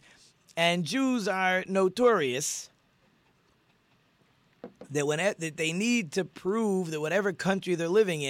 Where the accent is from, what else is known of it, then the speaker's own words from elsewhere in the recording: New York, United States; when I grew up in New York